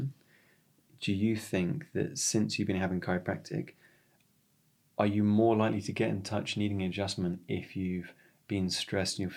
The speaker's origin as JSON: {"language": "English", "area": "West Sussex", "region": "South East England", "country": "United Kingdom", "tie": "born or raised there", "moved": "yes", "lives_now": "Jersey", "said": "growing up in West Sussex"}